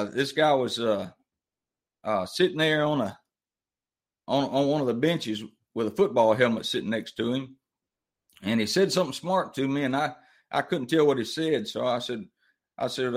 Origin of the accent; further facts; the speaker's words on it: Mobile, Alabama, United States; I grew up down in Mobile, Alabama, the deep, deep South.